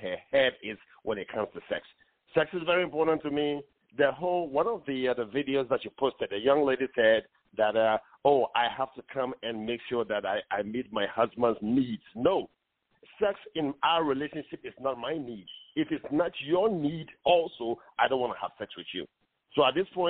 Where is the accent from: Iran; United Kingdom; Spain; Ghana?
Ghana; now in Atlanta, United States; as an African, I was born in Ghana